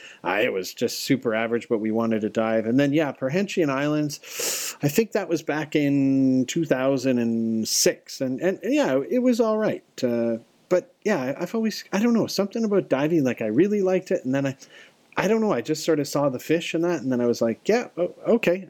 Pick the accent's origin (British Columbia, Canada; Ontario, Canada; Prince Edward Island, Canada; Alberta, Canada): Alberta, Canada; Calgary; I'm from Calgary